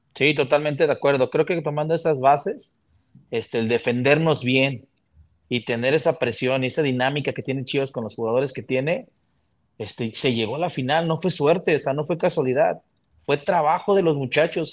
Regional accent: Guadalajara, Jalisco, Mexico; aquí de Guadalajara

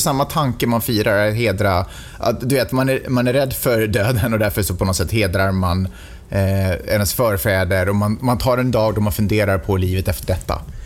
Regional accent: Stockholm, Stockholm County, Sweden; now in Santa Monica, United States; jag är i och för sig född och uppvuxen i Stockholm

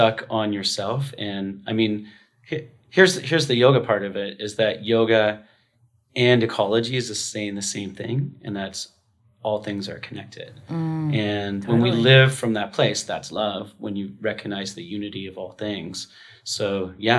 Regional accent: Vancouver, British Columbia, Canada; also born or lived in Tofino, Canada; my hometown in Vancouver

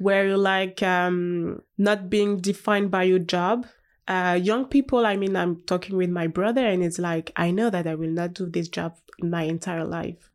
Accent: Haute-Savoie, Auvergne-Rhône-Alpes, France; English is a second language; also born or lived in Paris; I'm from Haute Savoie, so it's like, um, in the mountain

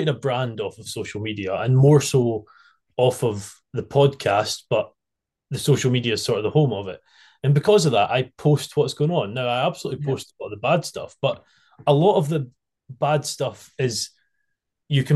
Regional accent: United Kingdom; we as British people

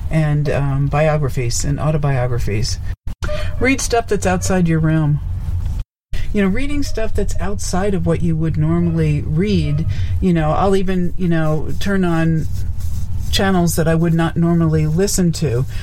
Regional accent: New York, United States; moved away as an adult; also born or lived in Nevada; was being from New York

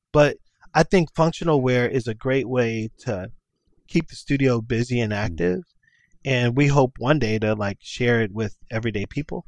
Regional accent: Chicago, Illinois, United States; being raised on the west side of Chicago

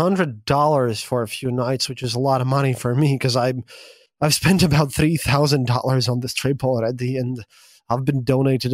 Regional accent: Latvia; I speak Russian to you, but I am from Latvia

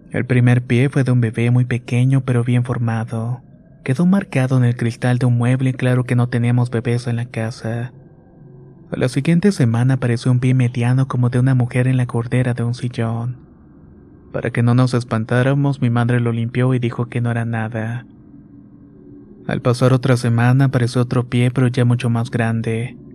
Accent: Ecatepec, State of Mexico, Mexico; Soy originario de Catepec, Estado de México. Tengo 27 años, pero mi historia se remonta cuando tenía 15.

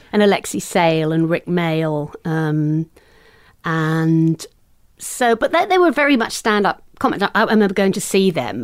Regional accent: green belt around London, South East England, United Kingdom; moved away; also born or lived in United States; I grew up just outside in in the countryside, really, the green belt area around London

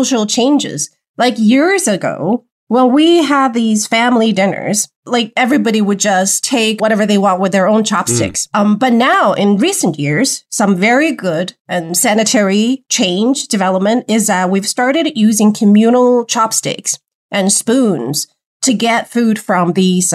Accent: Wuhan, Hubei, China; now in Beijing, China; I grew up in Wuhan

